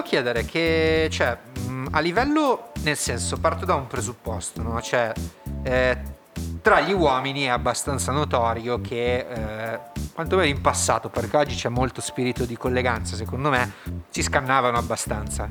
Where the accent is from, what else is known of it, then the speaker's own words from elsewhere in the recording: Naples, Campania, Italy; moved away; da napoletana